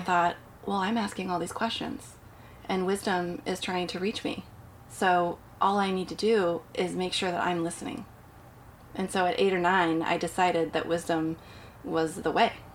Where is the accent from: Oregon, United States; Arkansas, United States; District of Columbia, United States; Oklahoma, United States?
Oregon, United States; Portland; moved away; I grew up in Portland, Oregon.